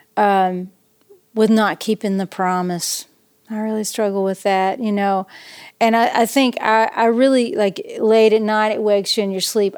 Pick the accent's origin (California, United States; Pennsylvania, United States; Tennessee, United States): Tennessee, United States; East; also born or lived in Knoxville, Tennessee / Nashville, Tennessee; I grew up in East Tennessee